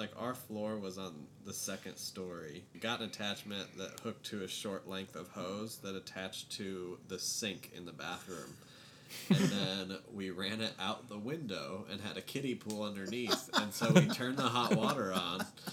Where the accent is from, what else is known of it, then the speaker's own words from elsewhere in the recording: Tilden, Nebraska, United States; I was Tilden, which I'm from Nebraska